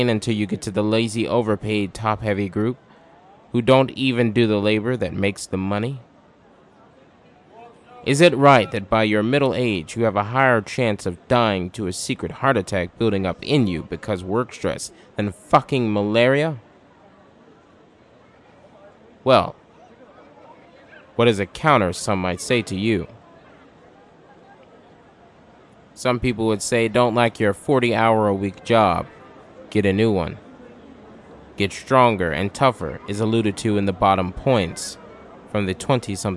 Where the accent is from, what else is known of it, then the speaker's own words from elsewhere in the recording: United States; we are American workers